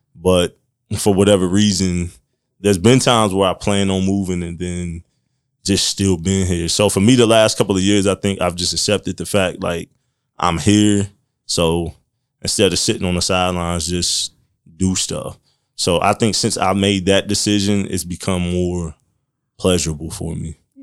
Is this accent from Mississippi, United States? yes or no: no; Marion, Indiana, United States; I grew up here in Marion. I've been here thirty-one years